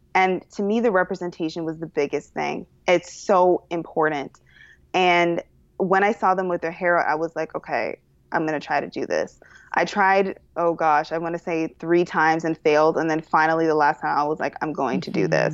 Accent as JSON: {"language": "English", "town": "Toronto", "region": "Ontario", "country": "Canada", "moved": "yes", "said": "I am originally from Toronto, which is the best city in the world."}